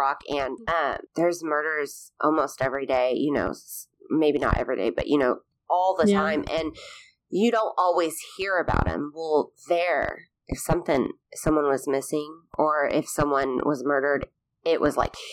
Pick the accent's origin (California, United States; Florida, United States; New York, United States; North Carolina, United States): California, United States; Pismo Beach; moved away as an adult; now in Arkansas, United States; I grew up in San Luis Obispo County in a place called Pismo Beach